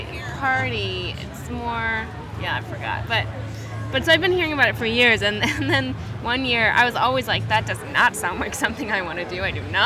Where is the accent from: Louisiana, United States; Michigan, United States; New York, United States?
Michigan, United States; Climax; also born or lived in Kalamazoo, Michigan; I'm from Kalamazoo, Michigan. Climax, Michigan, to be precise.